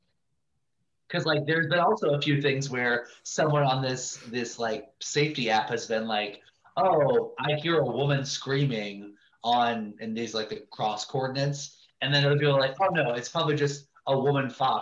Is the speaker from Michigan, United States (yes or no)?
no; Ohio, United States; now in Montclair, United States; I grew up in Ohio